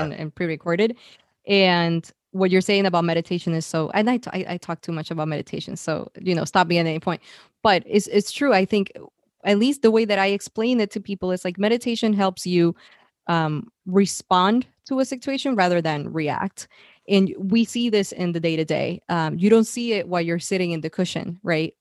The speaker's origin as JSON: {"language": "English", "country": "Puerto Rico", "tie": "born or raised there", "also_born_or_lived": "San Francisco", "moved": "as an adult", "said": "I was born and raised in Puerto Rico"}